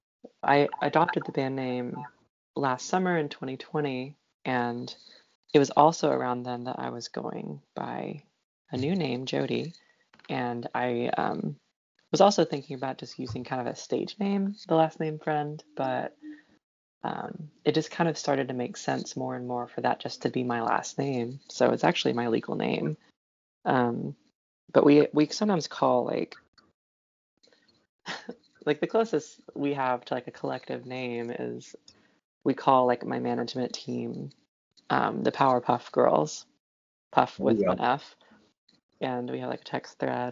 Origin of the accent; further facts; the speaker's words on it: Knoxville, Tennessee, United States; moved away as an adult; now in Indianapolis, United States; I grew up near Knoxville, Tennessee